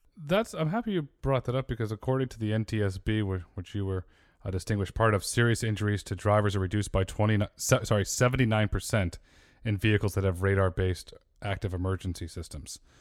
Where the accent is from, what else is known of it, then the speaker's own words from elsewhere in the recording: Connecticut, United States; also born or lived in Fairfield, Connecticut; I grew up in Connecticut and I lived for many years in Fairfield